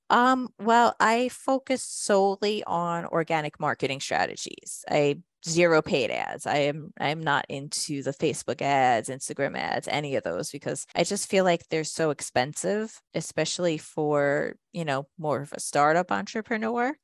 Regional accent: Jersey Shore, New Jersey, United States; I'm actually from the Jersey Shore area

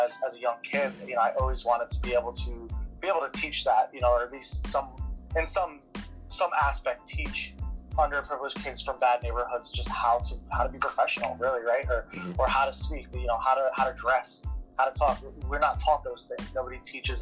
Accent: Detroit, Michigan, United States; I grew up in Detroit, Michigan

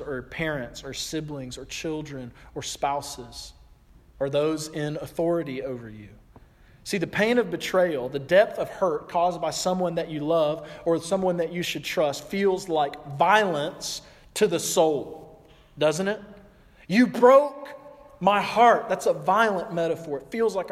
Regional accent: the South, United States; I'm from the South

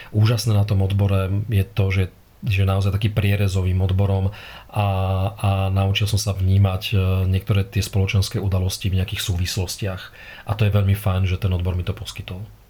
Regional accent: Trnava, Trnava Region, Slovakia; Ja som Trnavčan, Trnaučan s veľkým T a s F uprostred, lokál patrióda

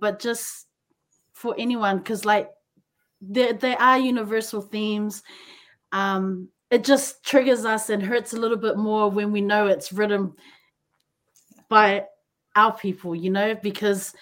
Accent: New Zealand; now in Japan; growing up in New Zealand

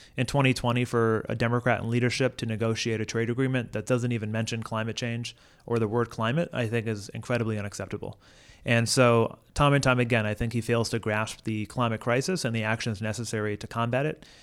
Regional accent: Holyoke, Massachusetts, United States; also born or lived in Providence, Rhode Island; I was incredibly tied to my hometown and to my family. And so it was easy for me to decide that I wanted to come back home to my hometown

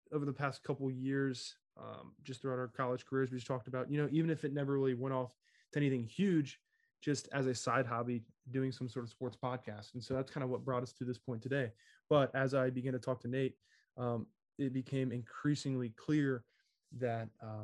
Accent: Southwest Ohio, United States; moved away as an adult; also born or lived in Virginia; I'm from Southwest Ohio, but attended college in Virginia

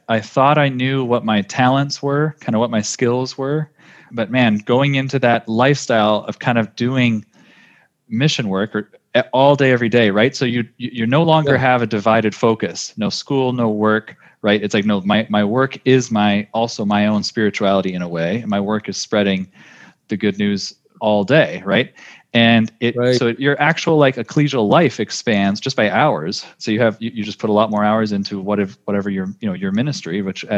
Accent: California, United States; growing up in California in the United States

